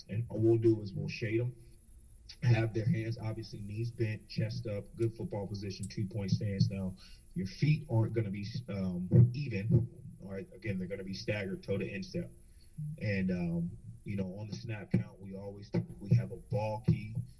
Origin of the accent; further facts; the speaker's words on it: North Carolina, United States; moved away as an adult; also born or lived in Delaware; I grew up in North Carolina